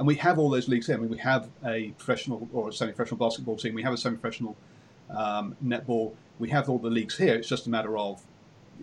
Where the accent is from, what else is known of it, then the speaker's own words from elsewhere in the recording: England, United Kingdom; being English